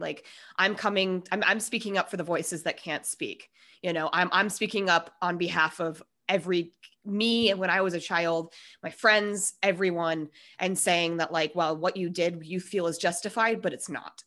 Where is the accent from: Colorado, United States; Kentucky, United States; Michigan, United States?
Colorado, United States; Denver; We are both from Denver.